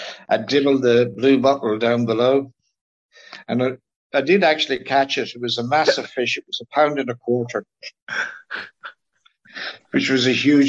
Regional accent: County Kilkenny, Ireland; Growing up in North Kilkenny on what was then a very prolific small trout stream

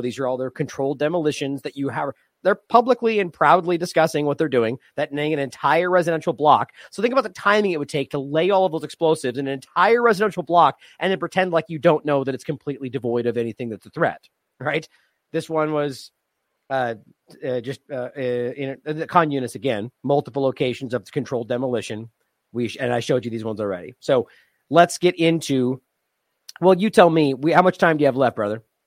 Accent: United States; as an American

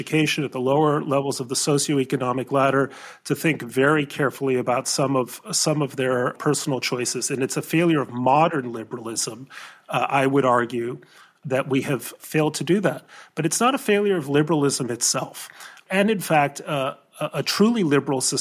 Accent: Mexico; now in United States; I grew up in Mexico, and when I grew up in Mexico, debt was very hard to obtain.

